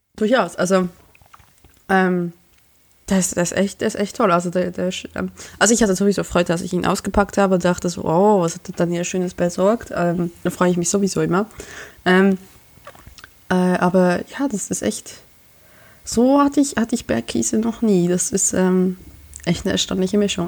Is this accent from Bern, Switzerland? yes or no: yes; Emmental, Bern, Switzerland; moved away as an adult; now in Germany; ich komme aus dem Emmendal